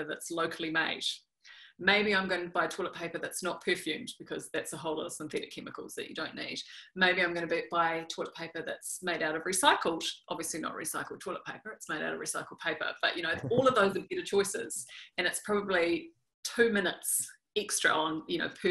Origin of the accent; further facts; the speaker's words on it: New Zealand; accent: New Zealand; when I was growing up in New Zealand